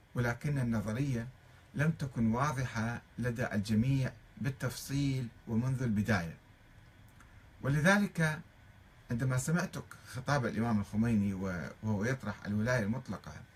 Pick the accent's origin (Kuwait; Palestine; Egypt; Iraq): Iraq; moved away as an adult; also born or lived in Tehran, Iran; ولنا كعراقيين نحن الشيعة العراقيين